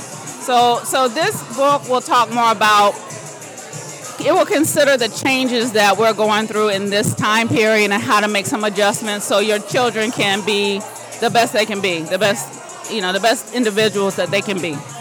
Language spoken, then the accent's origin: English; Fayetteville, North Carolina, United States; now in Apex, United States; originally from Fayetteville, North Carolina. I currently live in Apex